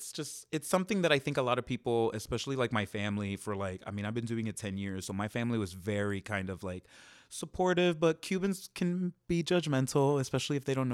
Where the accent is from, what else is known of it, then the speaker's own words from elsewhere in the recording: Miami, Florida, United States; now in Los Angeles, United States; In Miami.